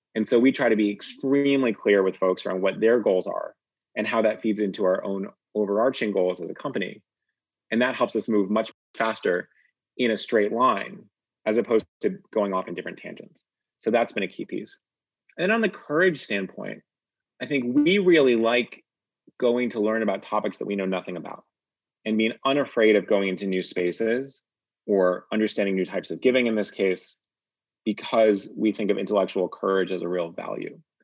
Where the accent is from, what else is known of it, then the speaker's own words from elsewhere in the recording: Northeast, United States; I grew up in the Northeast